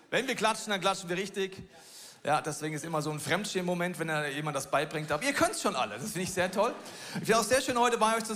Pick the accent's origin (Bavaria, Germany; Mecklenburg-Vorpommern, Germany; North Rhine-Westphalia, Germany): Bavaria, Germany; Munich; dass nicht nur ich als Münchner heute darüber predige